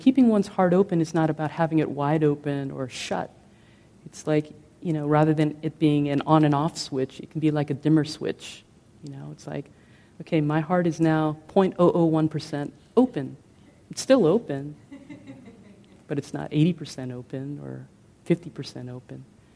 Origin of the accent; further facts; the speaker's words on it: Philippines; moved away; I come from the Philippines